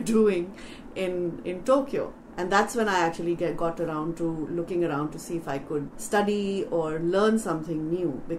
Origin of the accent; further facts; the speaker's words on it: Delhi, India; moved away; also born or lived in Mumbai; I was born in Bombay but brought up in Delhi. So I've lived in Delhi all my life, well, at least growing years